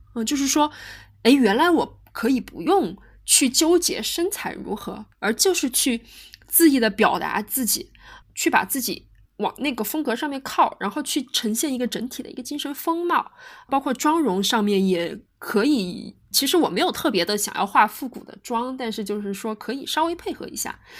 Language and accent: Chinese; China; 我们中国人